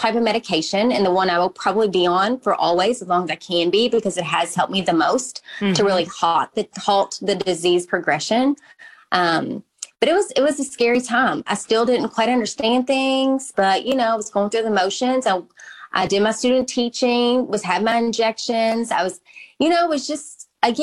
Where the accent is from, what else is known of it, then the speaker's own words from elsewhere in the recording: Owensboro, Kentucky, United States; moved away as an adult; although I'm from Owensboro, I lived away when I went to college, but I would come back in town for holidays